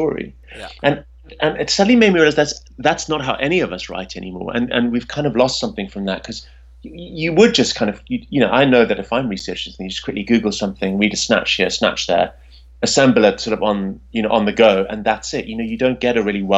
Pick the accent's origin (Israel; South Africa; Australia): South Africa; Pretoria, Gauteng; I grew up in South Africa in the capital city, which is called Pretoria